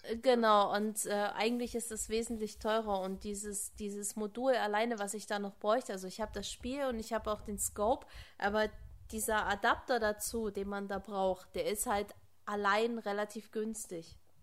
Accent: Germany; hier bei uns in Deutschland

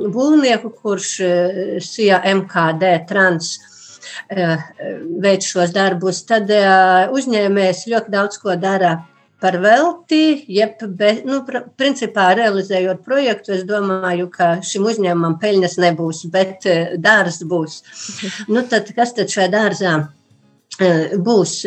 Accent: Līksna, Augšdaugava Municipality, Latvia; es esmu kristīta Līksnes baznīcā

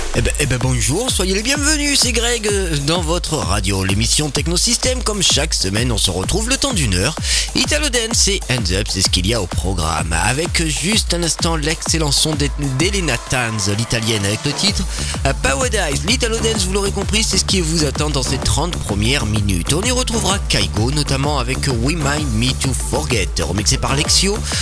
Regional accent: France; je suis français

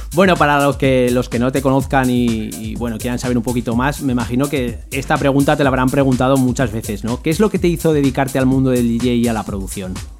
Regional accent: Zaragoza, Aragon, Spain; de donde soy yo, que es en Zaragoza

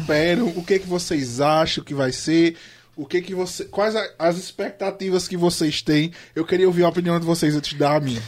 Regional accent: Brazil; nós somos o único país da América Latina que não fala espanhol

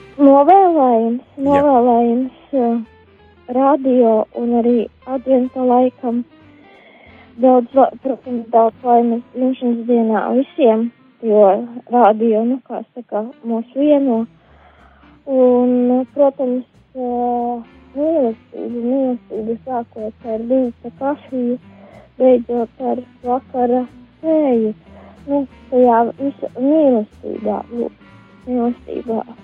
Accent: Balvi, Latgale, Latvia; esmu no balviem.

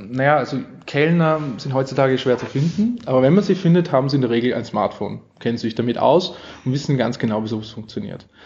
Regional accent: Austria; accent: Austrian; also ich, ich, ich, ich spreche österreichisch. Man versteht mich, ja.

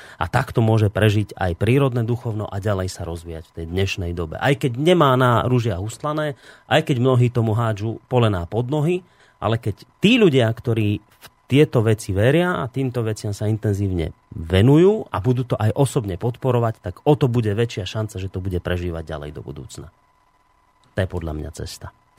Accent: Slovakia; sme my Slováci takí

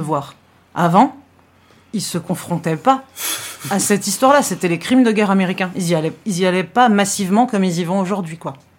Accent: France

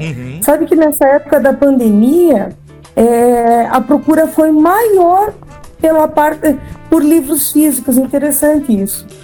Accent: Curitiba, Paraná, Brazil; also born or lived in Lapa, Paraná / Pato Branco, Paraná; Eu sou de Curitiba e já morei em outras cidades também do interior do Paraná como Lapa

